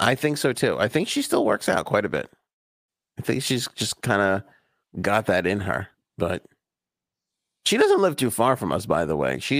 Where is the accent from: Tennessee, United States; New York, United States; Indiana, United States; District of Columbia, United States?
New York, United States; Queens; Cuddles and I were joking that we never had this shit when we were growing up in Queens.